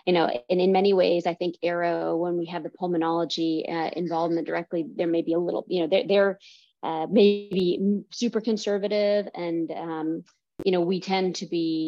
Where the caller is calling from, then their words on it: India; I'm calling in from India right now.